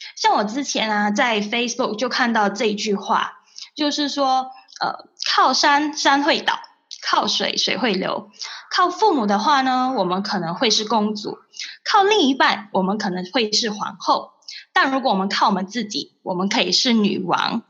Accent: Malaysia; moved away as an adult; now in Singapore; 因为毕竟我们是从外地过来这里打工的嘛，所以我们。我真的很想要帮助那些大马的朋友，不管他们是来回新马的月低族，还是跟我一样在新加坡生活当中

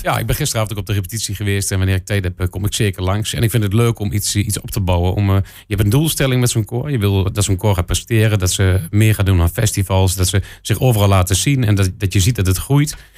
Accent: Enschede, Overijssel, Netherlands; Ik kom zo uit Enschede

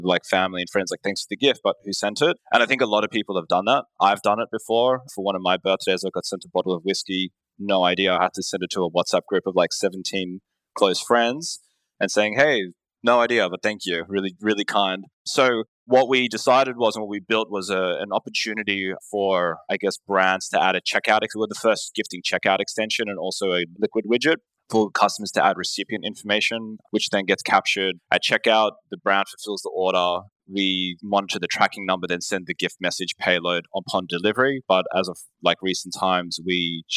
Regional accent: Australia; accent: Australian; We're an e-commerce performance agency based in Australia, if you couldn't tell by my accent

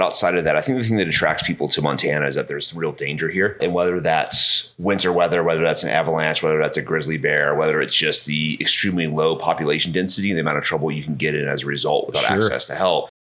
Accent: England, United Kingdom; also born or lived in Georgia, United States / London / New York / Los Angeles; I grew up mostly in England.

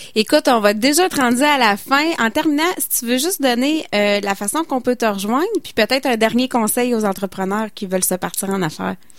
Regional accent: Stoneham, Quebec, Canada; chez nous à Stoneham

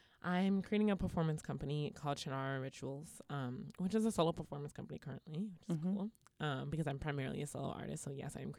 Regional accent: Brooklyn, New York, United States; It's a beautiful walk. I grew up in Bed-Stuy. I'm from Bed-Stuy.

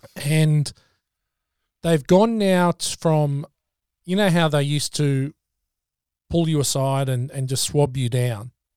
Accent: Australia; We're two Aussie mates, one living in New Zealand, one in Oz

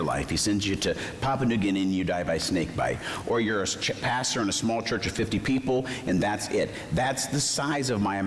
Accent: Arizona, United States; I grew up in Arizona

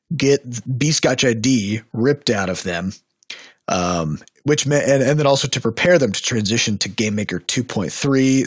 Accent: Iowa, United States; we're from Iowa

